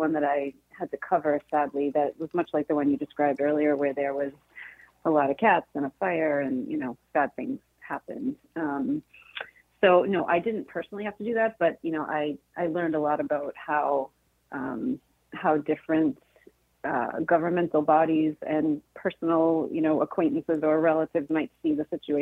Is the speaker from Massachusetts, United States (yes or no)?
yes; Massachusetts, United States; I grew up in Massachusetts